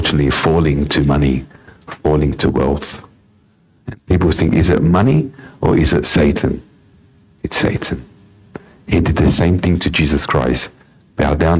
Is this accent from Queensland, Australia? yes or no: no; Sydney, New South Wales, Australia; in my upbringing, I was born in the Lidcombe area. We had a house there.